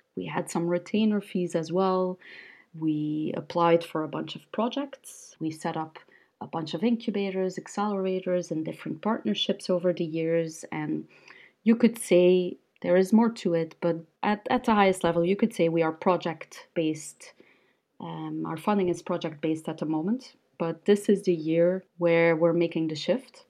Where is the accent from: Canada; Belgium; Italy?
Belgium; Ghent, Flanders; also born or lived in New York, United States; I set up a startup hub in Ghent, which is my hometown